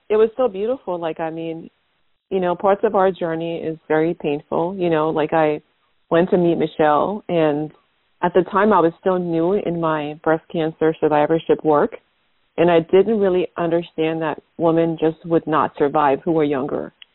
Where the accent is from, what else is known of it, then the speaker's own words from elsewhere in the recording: Liberia; now in United States; I'm from Liberia, West Africa.